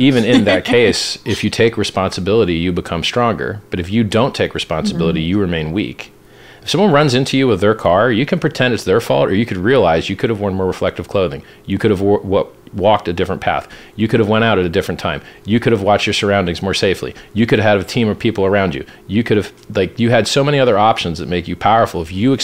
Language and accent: English; Pittsburgh, Pennsylvania, United States; I was born in Pittsburgh, Pennsylvania